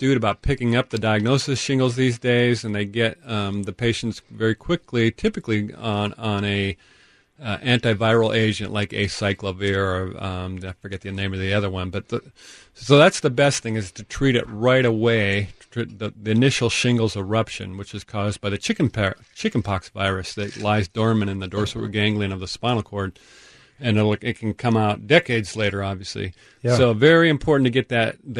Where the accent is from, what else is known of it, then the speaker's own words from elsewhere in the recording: Tacoma, Washington, United States; I grew up on Vassault Street there, Nicholas, about 5 minutes or less from Point Defiance, so I know that area very well.